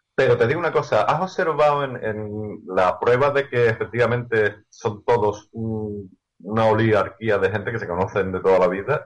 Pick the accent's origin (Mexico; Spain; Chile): Spain; Seville, Andalusia; soy de Sevilla, soy andaluz